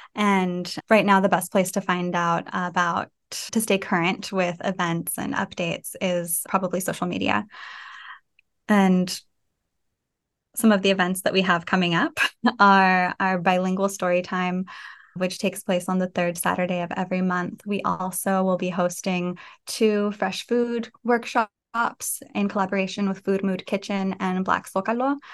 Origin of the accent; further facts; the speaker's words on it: Fresno, California, United States; moved away as an adult; also born or lived in San Francisco / New York / Syracuse; growing up in Fresno